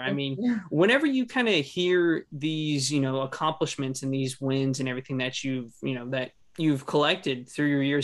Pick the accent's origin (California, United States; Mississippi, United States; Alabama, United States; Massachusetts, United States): California, United States; me being from California